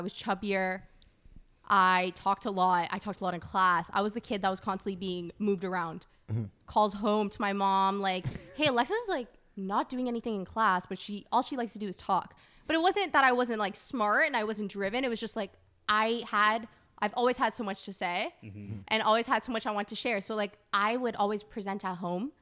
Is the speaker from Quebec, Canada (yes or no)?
no; Brampton, Ontario, Canada; born or raised there; also born or lived in Toronto